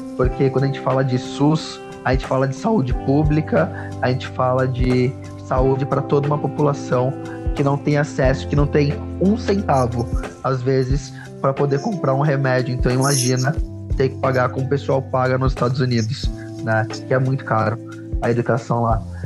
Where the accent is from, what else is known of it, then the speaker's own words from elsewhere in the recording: São Paulo, Brazil; Eu sou, eu sou de periferia, eu vim do Grajaú, eu cresci num lugar